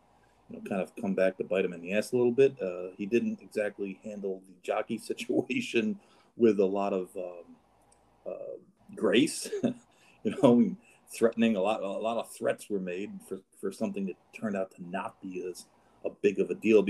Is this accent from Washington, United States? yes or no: no; New York, United States; I grew up in New York